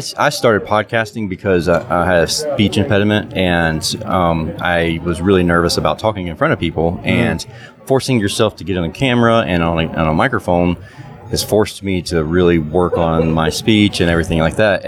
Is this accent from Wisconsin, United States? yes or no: no; South Georgia, United States; we're South Georgia, so you had to wear Georgia boots and a Carhartt jacket. I mean, that was kind of our uniform for high school